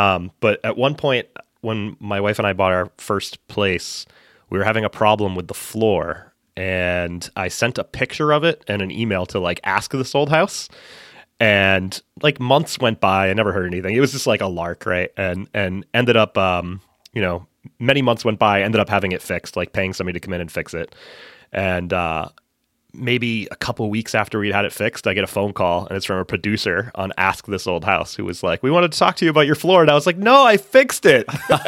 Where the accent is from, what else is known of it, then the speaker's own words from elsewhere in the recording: Massachusetts, United States; I grew up in central Massachusetts, and now I live just north of Boston.